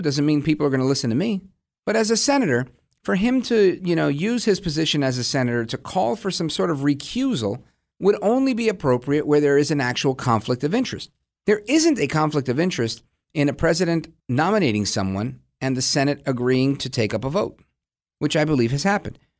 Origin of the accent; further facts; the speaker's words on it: New York City, New York, United States; now in New Jersey, United States; I was born in Brooklyn, but I live out in Jersey now